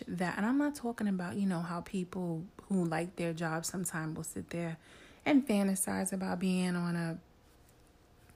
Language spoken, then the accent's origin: English; New York City, New York, United States; I'm a woman from New York City